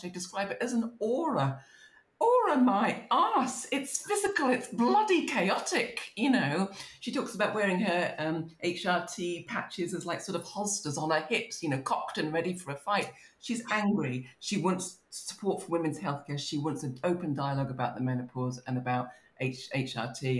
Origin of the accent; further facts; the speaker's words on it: Maidstone, South East England, United Kingdom; moved away; also born or lived in United States; I'm growing up in Kent